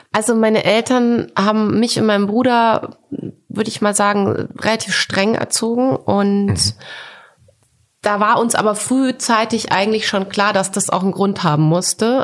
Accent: Coburg, Bavaria, Germany; also born or lived in Düsseldorf; now in Berlin, Germany; ich bin doch Coburgerin.

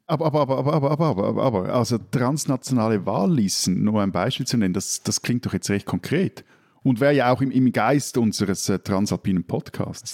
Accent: Switzerland; bin ich als Schweizer

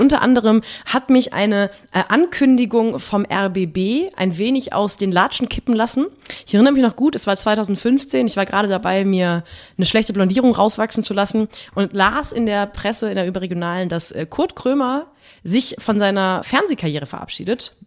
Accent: West Germany, Germany; Bin Westdeutsche bin ich auch

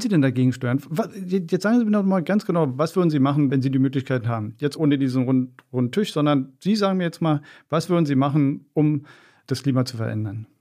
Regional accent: Berlin, Germany; ich bin in Wedding groß geworden

